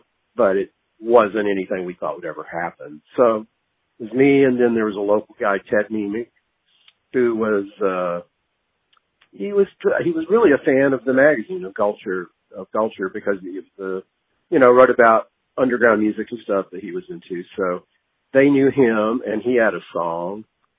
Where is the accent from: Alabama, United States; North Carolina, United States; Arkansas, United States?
Alabama, United States; Jackson; also born or lived in Los Angeles, California; now in Bloomington, United States; At the moment, I'm living in Bloomington, Indiana. But I grew up in Jackson, Alabama, which is a small town in southern Alabama.